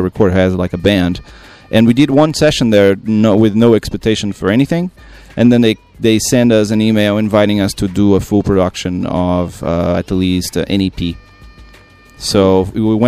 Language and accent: English; Rio Grande do Sul, Brazil; moved away; I was born in Rio Grande do Sul, so I'm a gaúcho, what they call gaucho